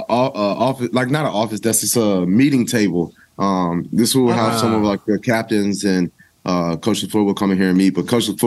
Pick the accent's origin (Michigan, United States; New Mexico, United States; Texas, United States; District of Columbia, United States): Texas, United States; El Paso; I'm from El Paso, Texas. So that's one of the closer places I play to at home.